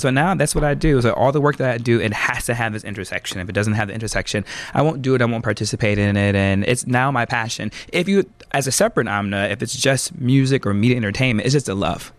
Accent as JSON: {"language": "English", "town": "Lansing", "region": "Michigan", "country": "United States", "said": "I'm from Lansing, Michigan originally"}